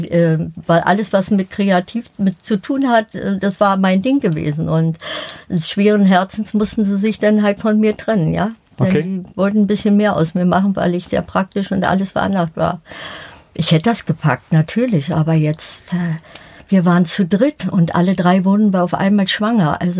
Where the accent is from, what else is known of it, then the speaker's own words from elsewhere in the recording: Berlin, Germany; Ich bin in der Förderschule in Berlin-Spandau äh, zur Schule gegangen.